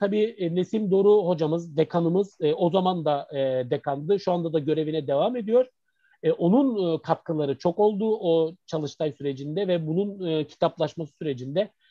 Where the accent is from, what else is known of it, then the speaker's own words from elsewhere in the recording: Izmir, Turkey; also born or lived in Mardin; aslında biz İzmirliyiz yani, ailecek İzmirliyiz